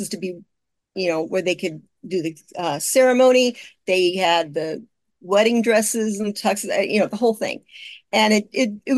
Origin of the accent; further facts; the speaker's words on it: Kokomo, Indiana, United States; moved away; Kokomo is my hometown, and that's where all these are set, is Kokomo, Indiana. And I left there in 1972.